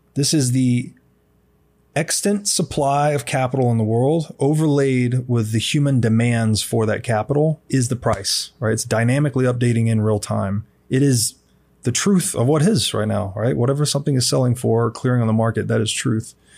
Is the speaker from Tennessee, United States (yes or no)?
yes; Tennessee, United States; I was raised in Tennessee